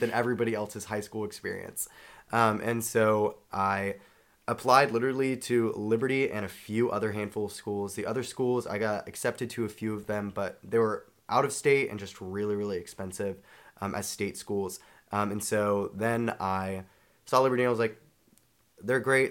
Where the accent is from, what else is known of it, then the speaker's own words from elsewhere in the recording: Charlotte, North Carolina, United States; I'm from Charlotte, North Carolina